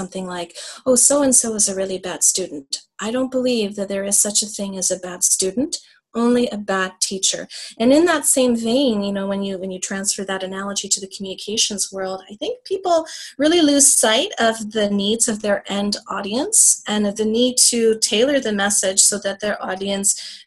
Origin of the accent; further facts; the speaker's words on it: Canada; an immigrant, or the daughter of immigrants growing up in Canada